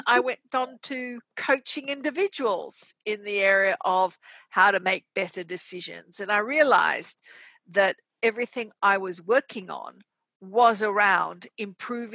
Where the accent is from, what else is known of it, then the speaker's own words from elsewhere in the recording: Australia; also born or lived in Casablanca, Morocco / Switzerland / United States; I was born in Morocco, Casablanca, and we came to Australia when I was very young. I got most of my education here in Australia